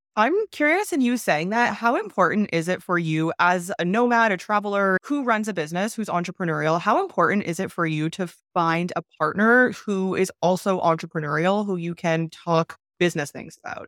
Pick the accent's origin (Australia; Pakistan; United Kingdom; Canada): Canada; now in Mexico; I'm Canadian, I'm not American